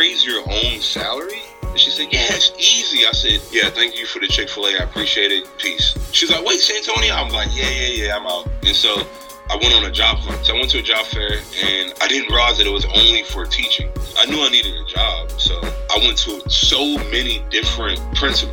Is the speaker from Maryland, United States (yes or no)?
yes; Maryland, United States; I'm from Maryland